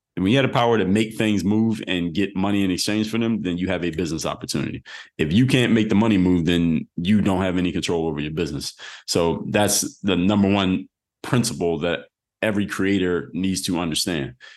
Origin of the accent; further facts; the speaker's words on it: Philadelphia, Pennsylvania, United States; I'm from Philly